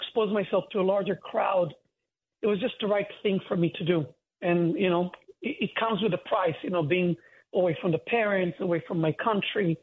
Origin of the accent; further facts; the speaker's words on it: Holon, Tel Aviv District, Israel; moved away as an adult; now in United States; I'm from a city called Hulon. But to simplify to people, I usually say Tel Aviv